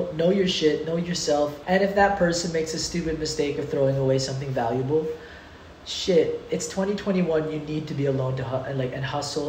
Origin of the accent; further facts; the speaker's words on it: Canada; now in Philippines; I grew up in Canada. I was born in Canada. I grew up in Canada.